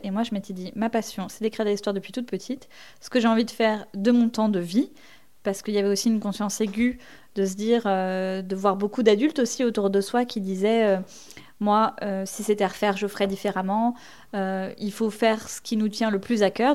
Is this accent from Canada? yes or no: no; Rémalard, Normandy, France; moved away as an adult; now in Paris, France; j'ai grandi euh, du coup en Normandie, en Basse-Normandie précisément